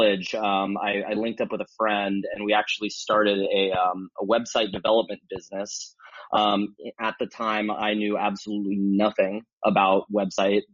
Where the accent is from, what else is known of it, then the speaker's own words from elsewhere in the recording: San Diego, California, United States; I grew up in San Diego, California.